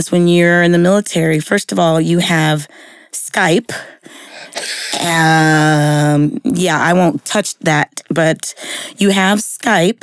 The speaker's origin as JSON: {"language": "English", "town": "San Diego", "region": "California", "country": "United States", "tie": "born or raised there", "also_born_or_lived": "Washington, D.C.", "moved": "as an adult", "lives_now": "Texas, United States", "said": "I was born and raised in San Diego"}